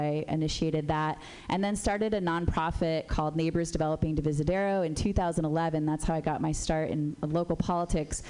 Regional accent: San Jose, California, United States; also born or lived in Berkeley, California; I was born in Berkeley, raised in San Jose

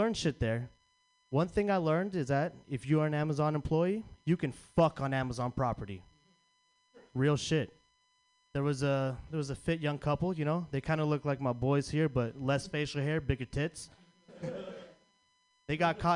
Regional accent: San Francisco, California, United States; I'm from Frisco

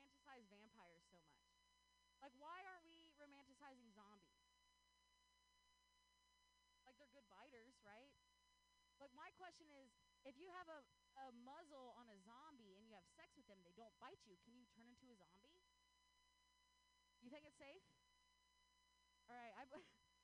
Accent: Ohio, United States; now in Bay Area, United States; I grew up in Ohio.

